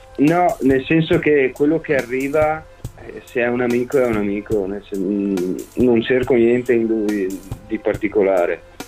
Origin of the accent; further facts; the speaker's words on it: Pederobba, Veneto, Italy; Io in realtà sono di Pederobba